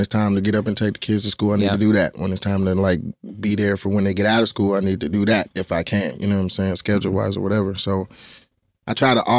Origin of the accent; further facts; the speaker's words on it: Atlanta, Georgia, United States; that was the benefit of growing up in Atlanta